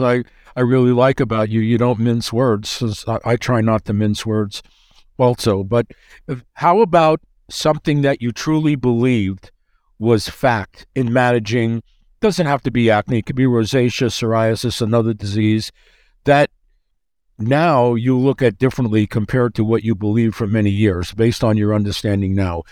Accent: New York, United States; I'm from New York

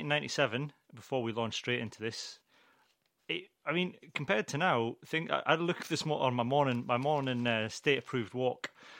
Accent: the Scottish Borders, Scotland, United Kingdom; I'm from the Borders. We've got some nice hills and some nice countryside. There's a bit of history

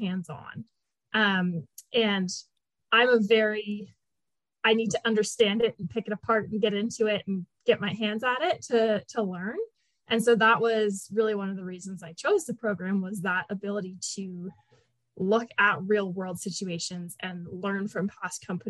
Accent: Canada; I am Canadian

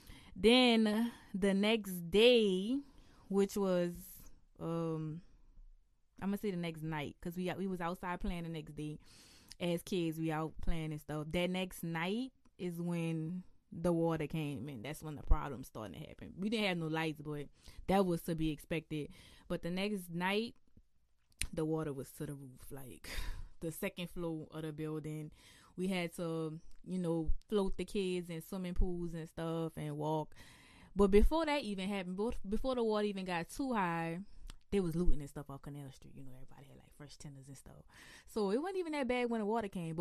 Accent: New Orleans, Louisiana, United States; accent: New Orleans; the New Orleans accent is just the elongated version of an Irish accent

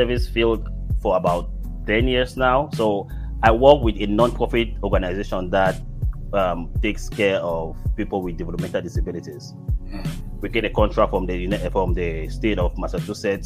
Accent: Cameroon; first language English; moved away as an adult; now in United States; I'm originally from Cameroon, West Africa, and I've been here for about maybe 11, 12 years now

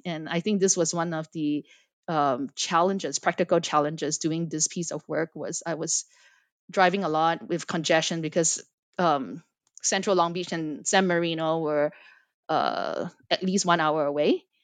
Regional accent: Singapore; moved away as an adult; also born or lived in United States / Los Angeles; I am born and raised in Singapore, but spent quite a bit of my life in the United States

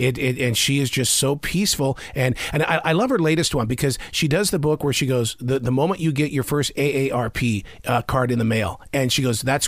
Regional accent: Montana, United States; I grew up in Montana.

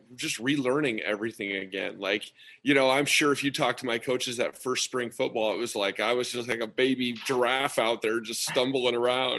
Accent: Nebraska, United States; I grew up in Nebraska, small town, went to a small Catholic high school

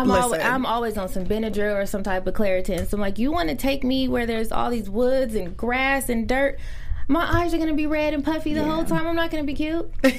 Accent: Cerritos, California, United States; I am from Cerritos, which is about like 15 minutes away from Compton, if even that.

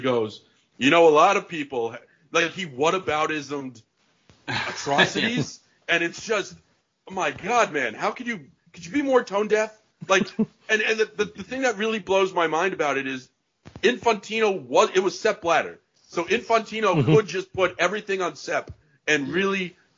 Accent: Connecticut, United States; I grew up in Connecticut

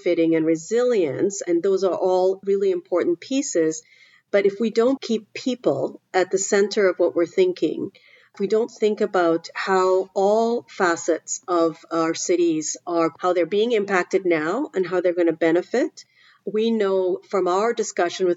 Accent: Trinidad & Tobago; now in Canada; I grew up in the Caribbean in Trinidad

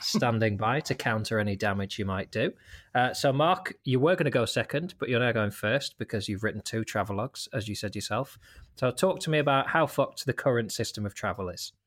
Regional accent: Lancaster, North West England, United Kingdom; setting up in my hometown of Lancaster

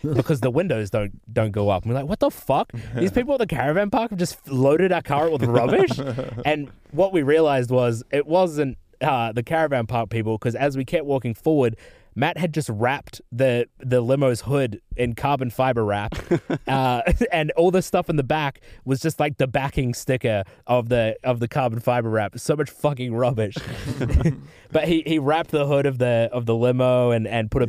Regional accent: New Zealand; now in Australia; I'm from New Zealand

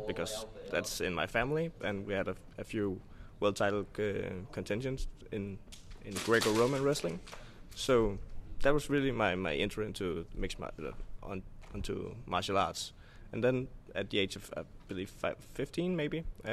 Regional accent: Denmark; I'm from Denmark.

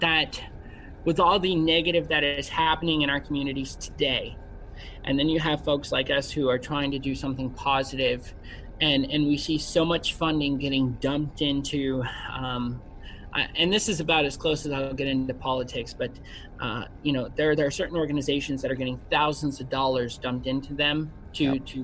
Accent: Chicago, Illinois, United States; I am from Chicago

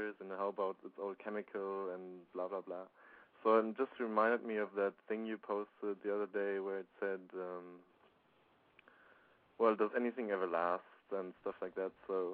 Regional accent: Germany; I'm from Germany.

